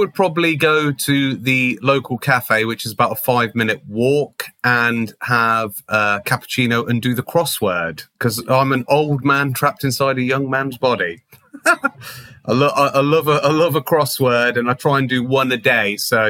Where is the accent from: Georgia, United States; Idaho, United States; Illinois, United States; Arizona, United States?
Idaho, United States; Ketchum; which unfortunately is no longer there in Ketchum, which was like a specialist kind of Fender shop in my hometown.